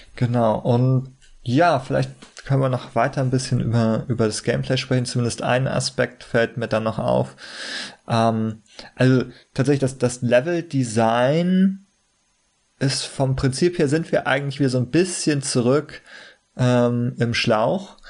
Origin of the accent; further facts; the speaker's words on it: Germany; für uns als Deutsche